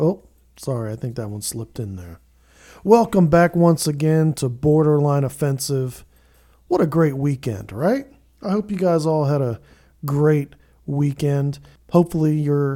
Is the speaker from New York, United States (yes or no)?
no; Camp Hill, Pennsylvania, United States; also born or lived in Manchester, Pennsylvania; I was from Camp Hill, really, originally, and then transferred from Cedar Cliff to Redland